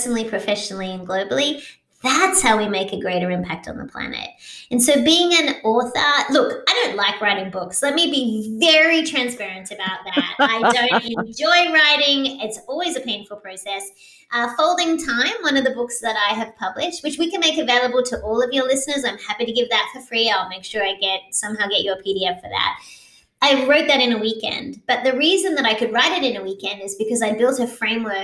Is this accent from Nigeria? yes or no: no; Australia; now in United States; I am Australian, so I have a global perspective, but I'm also an American citizen, so I have a local perspective as well.